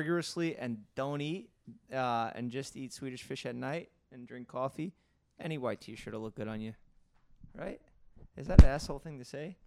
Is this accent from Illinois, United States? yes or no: no; New York City, New York, United States; growing up in Staten Island full of scumbags